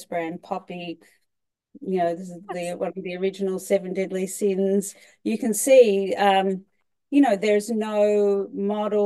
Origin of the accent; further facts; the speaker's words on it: Australia; moved away as an adult; now in New York, United States; I'm originally Australian